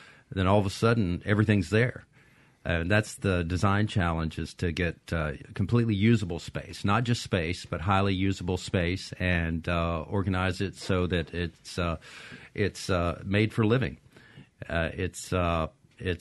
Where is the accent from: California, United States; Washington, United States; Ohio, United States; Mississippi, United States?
Mississippi, United States; I'm from Mississippi